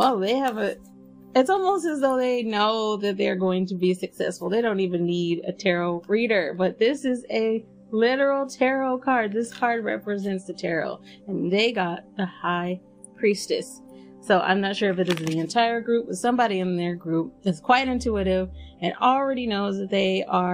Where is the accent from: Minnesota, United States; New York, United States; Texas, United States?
Texas, United States; Dallas; I'm from Dallas